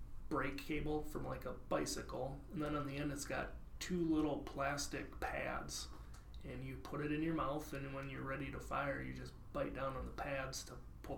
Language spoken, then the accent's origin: English; Parkston, South Dakota, United States; In Parkston.